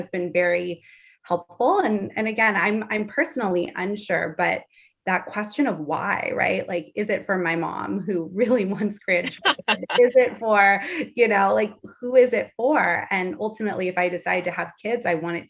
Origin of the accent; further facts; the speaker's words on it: Los Angeles, California, United States; Allie and I are both in California, and I grew up in Los Angeles.